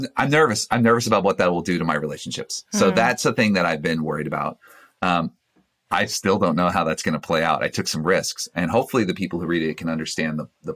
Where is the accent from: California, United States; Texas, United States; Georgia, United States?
Georgia, United States; Single mom, four kids, growing up in Georgia